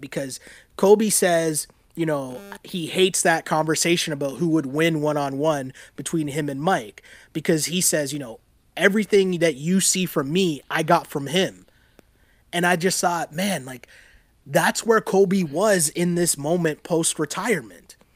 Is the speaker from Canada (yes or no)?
yes; Toronto, Ontario, Canada; growing up in Toronto